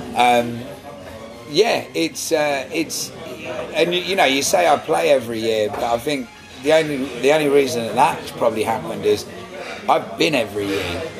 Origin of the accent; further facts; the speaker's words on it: England, United Kingdom; being an Englishman